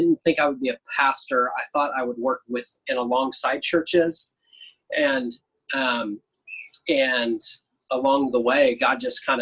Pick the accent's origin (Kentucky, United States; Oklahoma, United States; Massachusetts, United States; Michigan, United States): Oklahoma, United States; Growing up, I lived in a bunch of different places in Oklahoma.